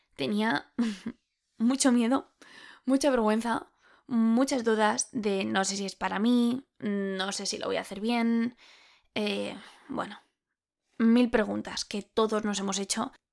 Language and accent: Spanish; Spain; soy española